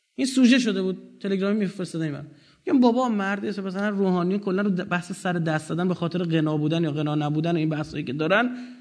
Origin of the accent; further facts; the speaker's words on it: Iran; ما بخشی از هویت خودمون از ایرانی بودنمون گرفتیم